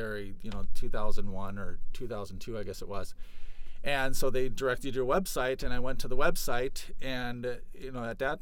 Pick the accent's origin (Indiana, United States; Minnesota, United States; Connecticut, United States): Minnesota, United States; Moorhead; also born or lived in Fergus Falls, Minnesota; I grew up in Moorhead, Minnesota